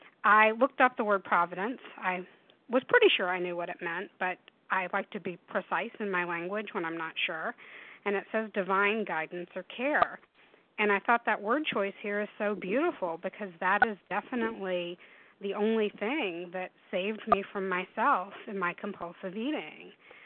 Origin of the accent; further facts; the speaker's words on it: the South, United States; I grew up in the South in warm weather, and I am terrified of snow and ice.